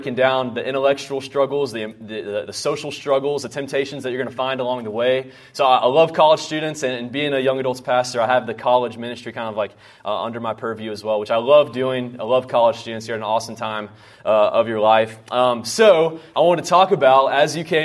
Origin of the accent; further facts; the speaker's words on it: North Carolina, United States; moved away as an adult; now in Houston, United States; I grew up in North Carolina.